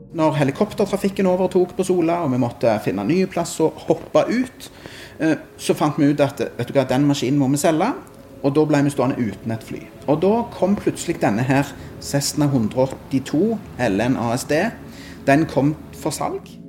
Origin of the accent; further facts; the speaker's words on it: Sandnes, Rogaland, Norway; Jeg er fra Sandnes